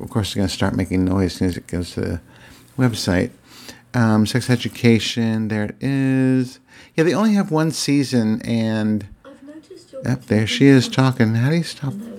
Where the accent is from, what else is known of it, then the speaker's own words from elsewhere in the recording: Virginia, United States; my home state of Virginia.